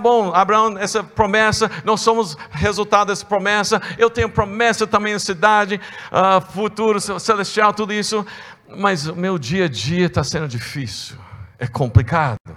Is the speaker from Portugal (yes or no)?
no; United States; É, eu sou estrangeiro duas vezes. É, eu, tenho, eu, tenho, eu sou americano né?